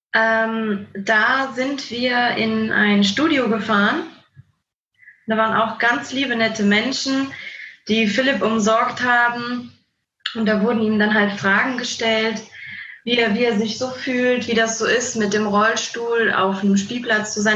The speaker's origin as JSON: {"language": "German", "town": "Andernach", "region": "Rhineland-Palatinate", "country": "Germany", "said": "Wir kommen ähm, aus Andernach"}